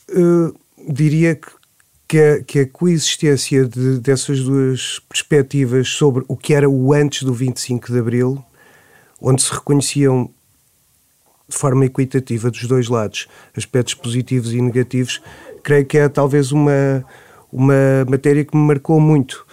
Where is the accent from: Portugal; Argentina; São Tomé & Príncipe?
Portugal; Nazaré, Centro; Eu nasci na Nazaré, em 74, em junho